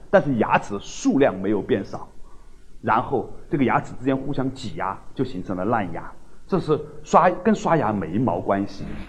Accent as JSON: {"language": "Chinese", "country": "China", "said": "或者我们中国人称之叫慧的东西"}